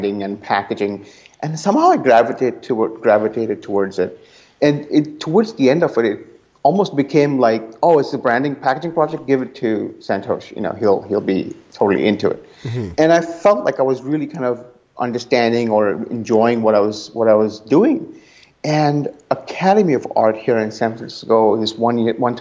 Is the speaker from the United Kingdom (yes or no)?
no; India; moved away as an adult; now in Oakland, United States; growing up in India, it was always very academically sort of leaning.